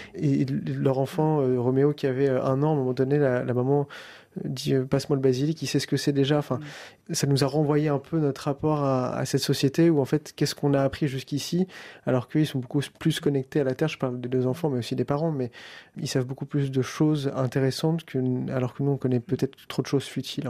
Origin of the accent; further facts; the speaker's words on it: France; On est français